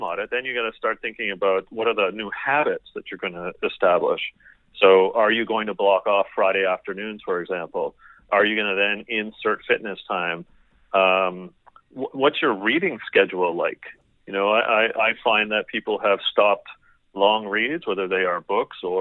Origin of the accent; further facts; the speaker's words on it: Canada; I'm Canadian.